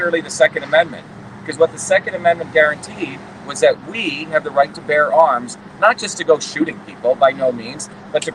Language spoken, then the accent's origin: English; New Jersey, United States; also born or lived in India; I came here when I was a 7-year-old kid, but I grew up in the working class towns of New Jersey